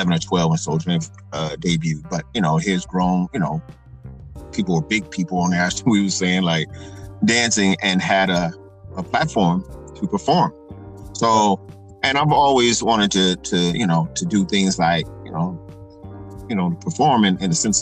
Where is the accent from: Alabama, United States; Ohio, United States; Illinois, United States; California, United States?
California, United States; Fresno; now in Las Vegas, United States; I'm from Fresno, California, originally. Live in Las Vegas now